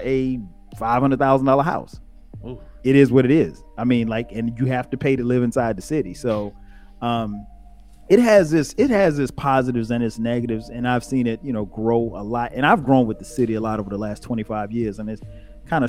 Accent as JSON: {"language": "English", "town": "Florence", "region": "South Carolina", "country": "United States", "tie": "born or raised there", "moved": "as an adult", "lives_now": "Atlanta, United States", "said": "I grew up in Florence, South Carolina. That's where I'm from"}